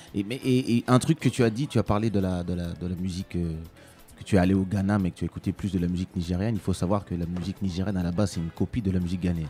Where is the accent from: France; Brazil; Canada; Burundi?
France; also born or lived in Kinshasa, DR Congo; j'ai grandi en France dans les années 80